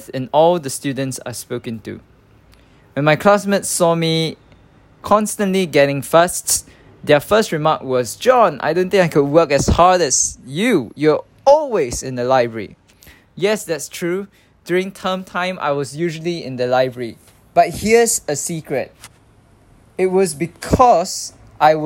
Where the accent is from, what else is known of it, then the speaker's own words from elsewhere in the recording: Singapore; English is a second language; moved away as an adult; also born or lived in Nottingham; I spent 21 years growing up in Singapore